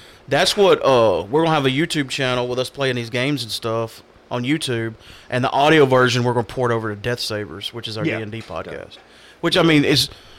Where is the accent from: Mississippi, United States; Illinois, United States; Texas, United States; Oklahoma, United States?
Mississippi, United States; North; I'm from the North Mississippi area.